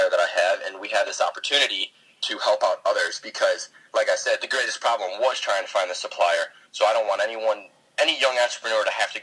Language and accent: English; just south of Detroit, Michigan, United States; I am from Michigan, just south of Detroit.